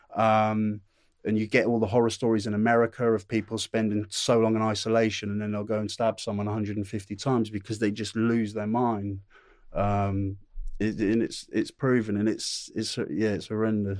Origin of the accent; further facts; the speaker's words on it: Norwich, East of England, United Kingdom; also born or lived in Newcastle / Ashington; I lived there, uh, up there in Newcastle until I was eight years old. And then my dad got a land job, uh, 'cause he's working on the rigs. He got a land job down in Norwich. Uh, so m, m, my family, me, my brother, my mum and dad all wo, moved down to Norwich, uh, lived in Norwich